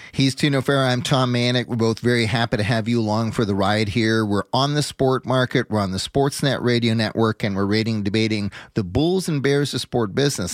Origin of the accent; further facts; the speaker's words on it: Canada; being a Canadian